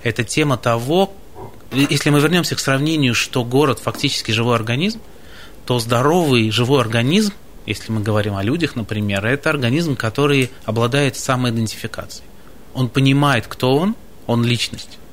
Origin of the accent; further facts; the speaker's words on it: Baltiysk, Kaliningrad Oblast, Russia; moved away; Совсем не красноярец. Я из самого западного города страны, из города Балтийска